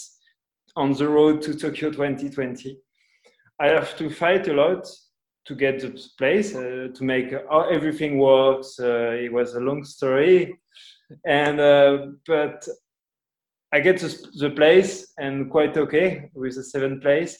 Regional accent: Angoulême, Nouvelle-Aquitaine, France; English is a second language; moved away as an adult; also born or lived in Spain / Portugal; now in Italy; I was born in France, in Angoulême, with a family of three brothers, one sister

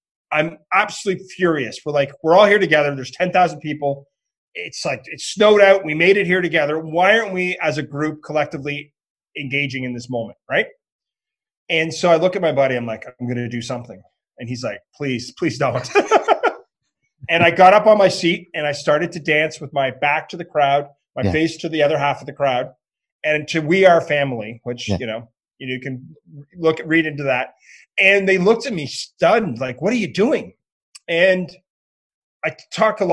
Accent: Ottawa, Ontario, Canada; I'm from Ottawa, Canada

